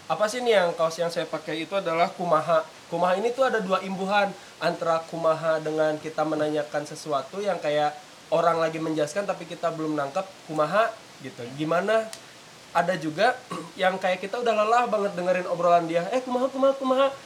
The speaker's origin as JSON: {"language": "Indonesian", "region": "West Java", "country": "Indonesia", "said": "kita sebagai orang Sunda sendiri"}